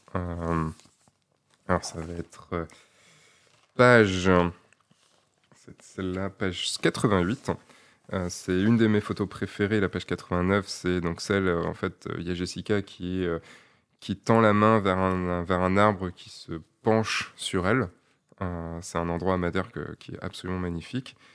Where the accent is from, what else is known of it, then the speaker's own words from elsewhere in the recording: Brittany, France; je suis breton